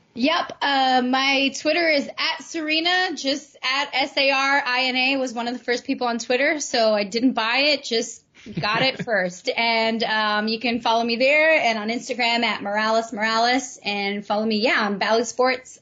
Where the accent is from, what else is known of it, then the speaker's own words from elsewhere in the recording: New York, United States; as a New Yorker